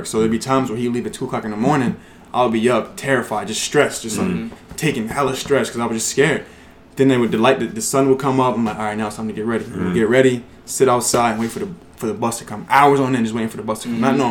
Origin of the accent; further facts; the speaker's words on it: Newark, New Jersey, United States; also born or lived in East Orange, New Jersey; now in New York, United States; I was born in Newark, New Jersey